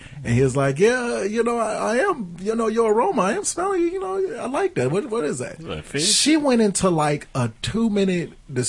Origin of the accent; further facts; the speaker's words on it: Boston, Massachusetts, United States; I'm from Boston.